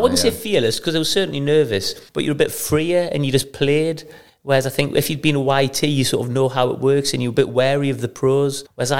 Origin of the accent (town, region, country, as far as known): Newcastle upon Tyne, North East England, United Kingdom